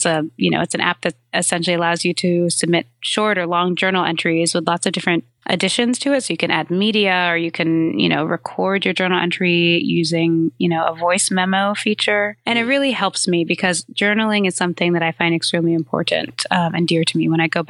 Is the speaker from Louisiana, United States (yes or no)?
no; New York, United States; So I'm a New Yorker and I have a pretty short commute actually from home uptown in Harlem to the Upper West Side